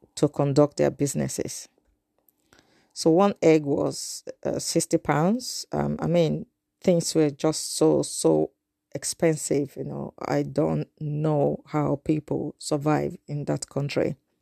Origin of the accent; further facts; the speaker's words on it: Nigeria; moved away; I'm a Nigerian in the diaspora